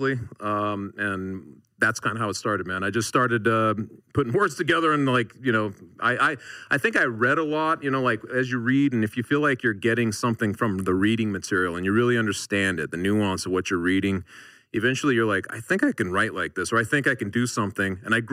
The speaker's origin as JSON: {"language": "English", "town": "Denver", "region": "Colorado", "country": "United States", "tie": "born or raised there", "said": "I grew up in Denver, Colorado, so Horizon High"}